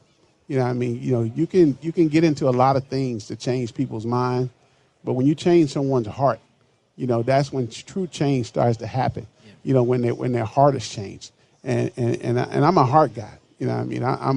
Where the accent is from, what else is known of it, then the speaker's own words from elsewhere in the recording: Chicago, Illinois, United States; now in Minneapolis, United States; my hometown of Chicago